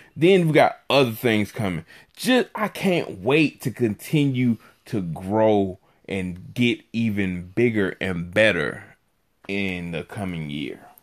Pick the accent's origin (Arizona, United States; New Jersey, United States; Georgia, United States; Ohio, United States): Georgia, United States; Griffin; the city where I'm from. I'm from Griffin, Georgia